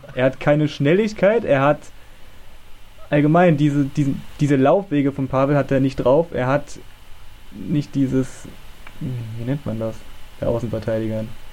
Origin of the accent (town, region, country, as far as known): Germany